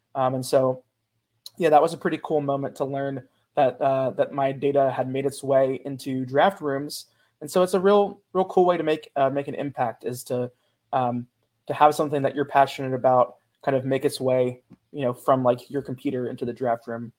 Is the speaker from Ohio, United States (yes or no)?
yes; Cincinnati, Ohio, United States; also born or lived in Pittsburgh; I grew up in Cincinnati as a kind of a erstwhile Bengals fan